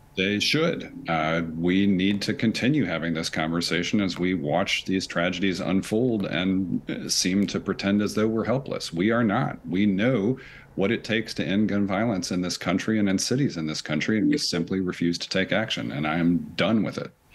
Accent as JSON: {"language": "English", "country": "United States", "also_born_or_lived": "Nashville, Tennessee", "said": "for me as an American"}